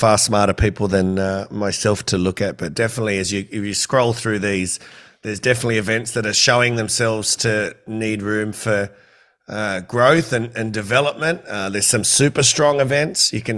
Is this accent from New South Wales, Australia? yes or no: yes; Campbelltown, New South Wales, Australia; I'm from Campbelltown